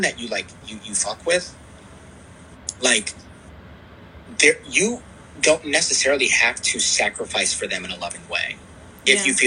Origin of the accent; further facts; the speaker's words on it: United States; as the American populace we teach our children